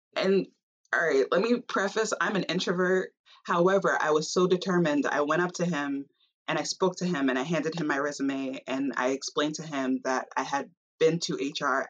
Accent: Long Island, New York, United States; growing up on Long Island and just growing up in a majority of a white space

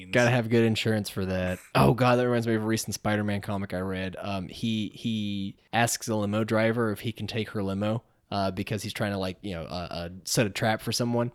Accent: Johnson City, Tennessee, United States; also born or lived in Unicoi, Tennessee; I was from Johnson City

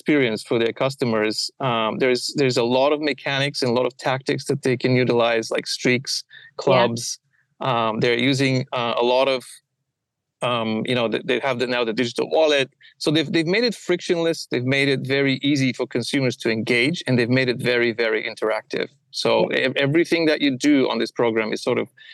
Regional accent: Bulgaria; moved away as an adult; also born or lived in Middlesbrough, England; now in United States; I was born in Bulgaria

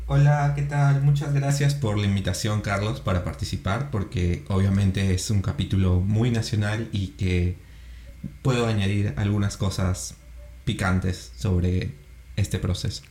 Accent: Peru

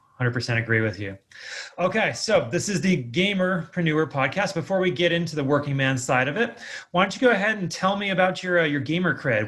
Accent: California, United States; also born or lived in Ohio, United States; now in Las Vegas, United States; I'm originally from California

